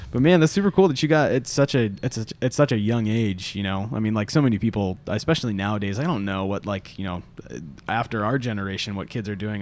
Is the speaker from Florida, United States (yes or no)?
yes; Florida, United States; also born or lived in Kansas / North Carolina; now in Atlanta, United States; I was born in Kansas, and then we moved to Florida when I was five.